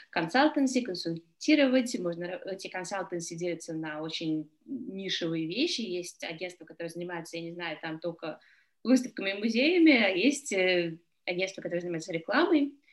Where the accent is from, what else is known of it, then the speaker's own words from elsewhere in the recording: Russia; moved away; я приехала из России